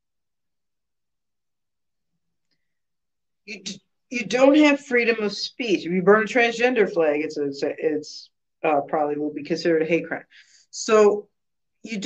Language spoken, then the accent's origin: English; United States; I'm an American